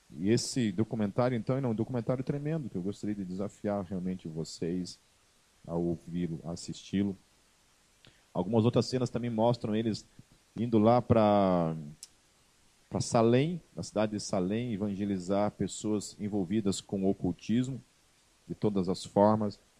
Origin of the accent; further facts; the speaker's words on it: Brazil; nós somos brasileiros